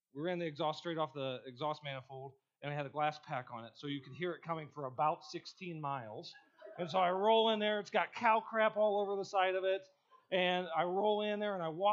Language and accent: English; Ohio, United States; moved away as an adult; I grew up in Ohio and I grew up on a farm.